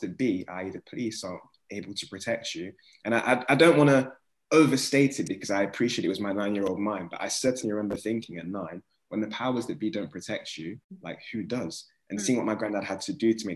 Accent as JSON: {"language": "English", "town": "Nottingham", "region": "East Midlands", "country": "United Kingdom", "tie": "born or raised there", "said": "growing up in Nottingham"}